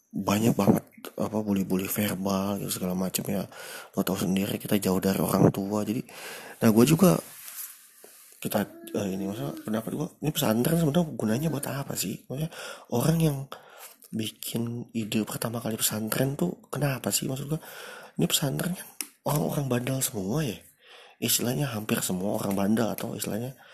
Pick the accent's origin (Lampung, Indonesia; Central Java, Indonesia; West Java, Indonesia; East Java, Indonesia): West Java, Indonesia; Bandung; now in Bekasi, Indonesia; padahal gua walaupun tinggal di Bekasi gua keturunan Bandung dan gede di Bandung SD gue sempat lama di Bandung jadi mereka nggak tahu nih gue nih bisa bahasa Sunda